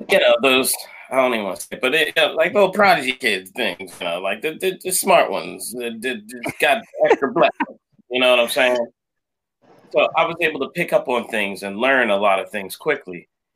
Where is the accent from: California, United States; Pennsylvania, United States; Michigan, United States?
Pennsylvania, United States; Philadelphia; Well, I was first of my family born in this country here, and I was born in Philadelphia. Families from Jamaica